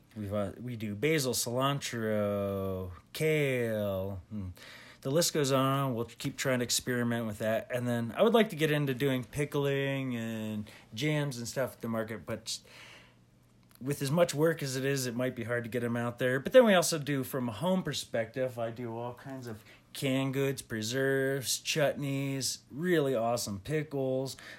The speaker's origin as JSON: {"language": "English", "region": "Pennsylvania", "country": "United States", "tie": "born or raised there", "said": "I grew up in Pennsylvania"}